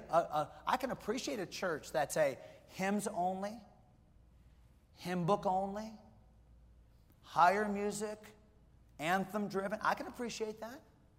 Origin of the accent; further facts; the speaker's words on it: Pennsylvania, United States; now in Fredericksburg, United States; I came from Western Pennsylvania, and, man, half the people in our church on Wednesday night wearing something that was camouflage.